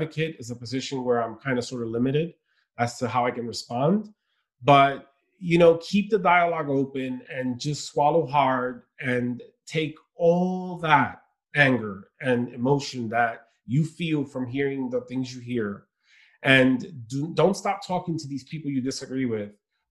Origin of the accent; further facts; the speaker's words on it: New York City, New York, United States; also born or lived in Dominican Republic / Queens, New York; I grew up in Brooklyn